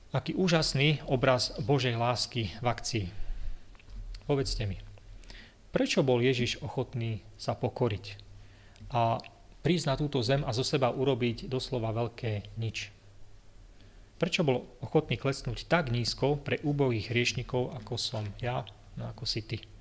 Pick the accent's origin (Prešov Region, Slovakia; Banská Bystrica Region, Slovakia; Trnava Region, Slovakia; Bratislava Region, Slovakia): Prešov Region, Slovakia; Levoča; moved away as an adult; also born or lived in Zvolen / United States; som vyrastal v Levoči